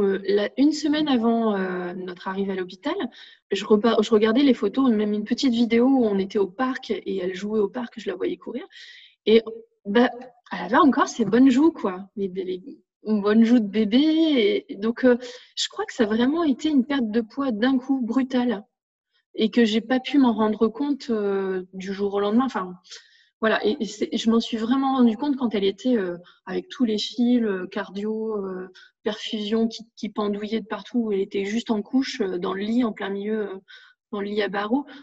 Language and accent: French; north of France, France; moved away as an adult; now in Narbonne, France; je suis originaire du nord de la France. Et donc, toute ma famille, tous mes amis sont dans le nord